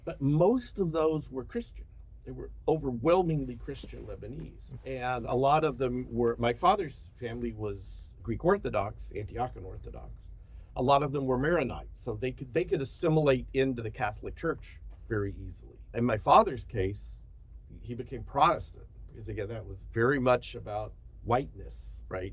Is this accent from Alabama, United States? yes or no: yes; Birmingham, Alabama, United States; moved away; I was born in Alabama, I was raised in Alabama, so I'm, I'm from Alabama